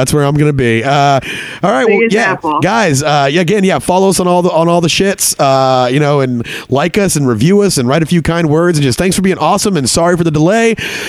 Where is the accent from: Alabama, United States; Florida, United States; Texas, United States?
Texas, United States; I'm a big fan of state of Texas. I love my home state